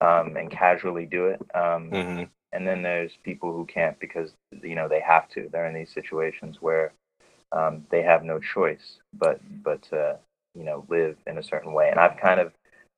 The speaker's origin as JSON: {"language": "English", "region": "New York", "country": "United States", "moved": "as an adult", "lives_now": "Oakland, United States", "said": "I'm from New York"}